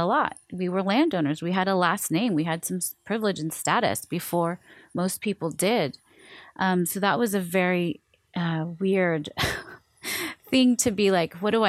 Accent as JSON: {"language": "English", "town": "Seattle", "region": "Washington", "country": "United States", "tie": "born or raised there", "also_born_or_lived": "Hawaii", "said": "I was born in Hawaii and then I was raised in Seattle"}